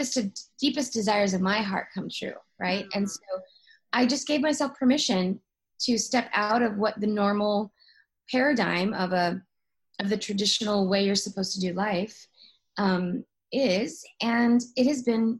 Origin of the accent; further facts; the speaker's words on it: Oklahoma City, Oklahoma, United States; my hometown in Oklahoma City, where I'm from